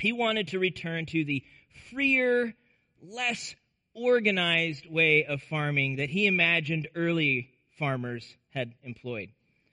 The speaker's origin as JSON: {"language": "English", "region": "Nebraska", "country": "United States", "tie": "born or raised there", "said": "I grew up in Nebraska"}